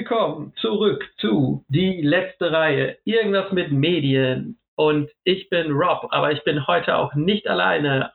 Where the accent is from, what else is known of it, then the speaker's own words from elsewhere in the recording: Ruhr area, North Rhine-Westphalia, Germany; also born or lived in Essen; ich liebe das Ruhrgebiet wirklich. Ähm, da komme ich her, da gehe ich hin